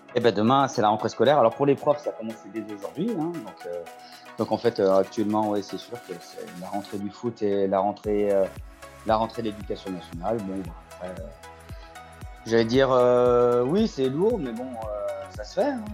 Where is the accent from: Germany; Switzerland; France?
France; Loire, Auvergne-Rhône-Alpes; je suis issu de la Loire